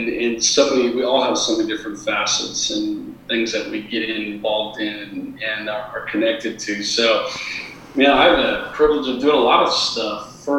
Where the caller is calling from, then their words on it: San Diego, California, United States; I am coming in from deep San Diego, and so just loving life